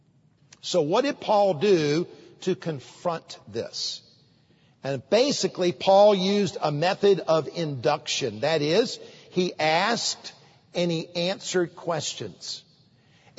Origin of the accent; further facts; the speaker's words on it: United States; as an American citizen